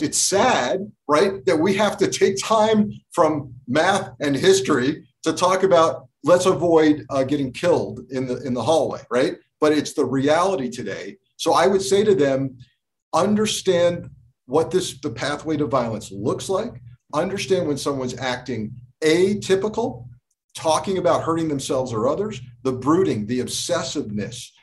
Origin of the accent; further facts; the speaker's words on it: Connecticut, United States; also born or lived in Port Chester, New York; I grew up in Connecticut